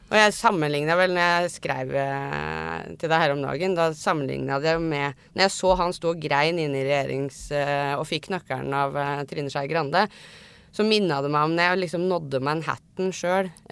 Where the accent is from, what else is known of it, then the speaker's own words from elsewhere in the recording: Oslo, Norway; Jeg er riktignok fra Tøyen og vokste opp med mye norsk-pakistanere